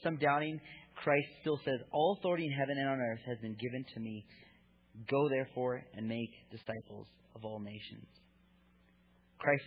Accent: United States; I was raised as an American

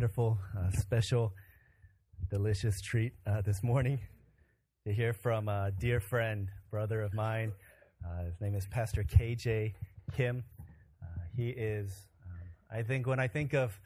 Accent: Chicago, Illinois, United States; moved away; I grew up in Chicago

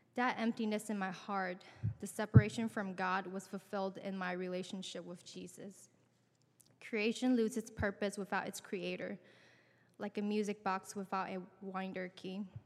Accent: San Francisco, California, United States; I grew up in San Francisco

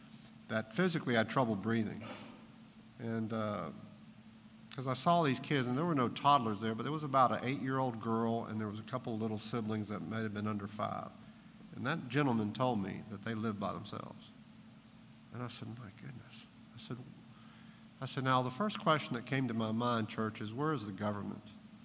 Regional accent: Baton Rouge, Louisiana, United States; also born or lived in Texas; I'm not from Arkansas. My parents lived in Hot Springs for a while, but I was born in Texas. I'm from Baton Rouge, Louisiana.

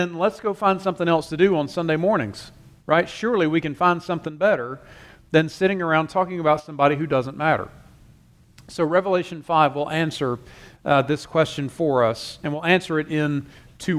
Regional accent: Taylors, South Carolina, United States; moved away as an adult; also born or lived in Louisville, Kentucky; I grew up here. I grew up in Taylor's, just basically across Wade Hampton at First Baptist.

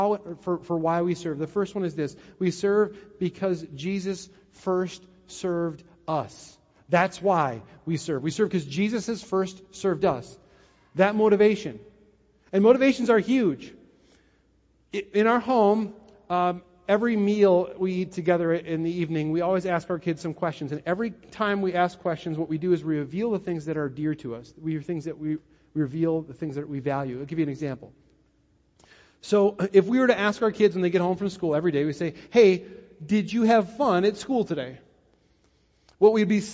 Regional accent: Wisconsin, United States; I'm from Wisconsin, and many of you are, and so I know how Wisconsin people think about serving.

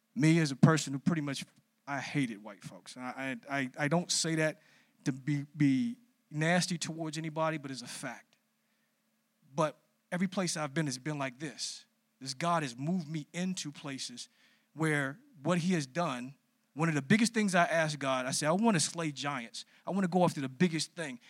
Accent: Washington, District of Columbia, United States; I grew up in Southeast D C

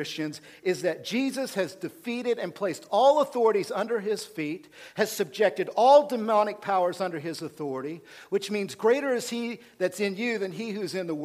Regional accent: Oklahoma, United States; We, from Oklahoma

